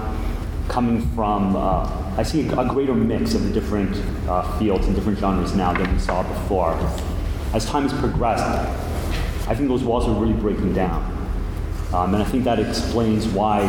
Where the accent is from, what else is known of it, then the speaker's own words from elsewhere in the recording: Canada; I'm Canadian